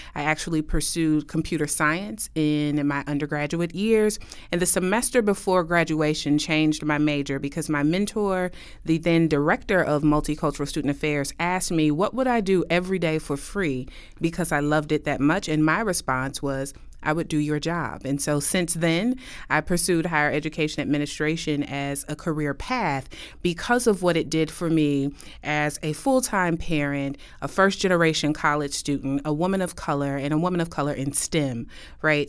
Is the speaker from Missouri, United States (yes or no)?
yes; Kansas City, Missouri, United States; moved away as an adult; now in Westchester, United States; I'm originally from Kansas City, Missouri